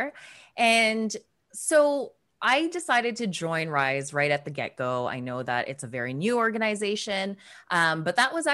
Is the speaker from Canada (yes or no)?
yes; Toronto, Ontario, Canada; also born or lived in Philippines; I am Filipina Canadian. I was born in the Philippines and moved to Toronto, Canada when I was 4 years old